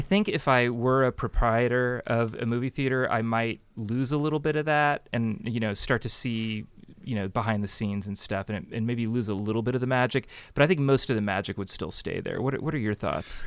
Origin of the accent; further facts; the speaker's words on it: Burlingame, California, United States; also born or lived in Los Angeles; I grew up in Burlingame